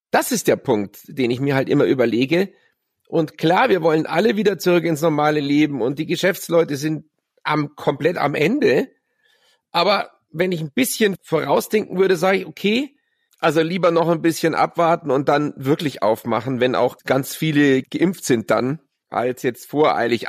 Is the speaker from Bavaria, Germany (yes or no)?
yes; Munich, Bavaria, Germany; in der Geibelstraße, wo ich aufgewachsen bin, in Bogenhausen